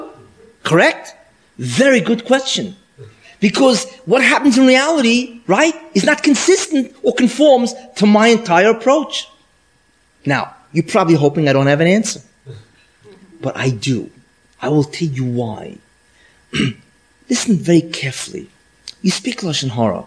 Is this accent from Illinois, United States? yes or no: no; New York, United States; I'm from New York.